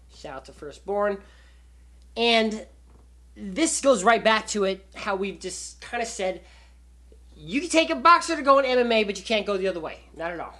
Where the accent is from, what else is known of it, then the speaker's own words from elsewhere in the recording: Las Vegas, Nevada, United States; I'm from Vegas.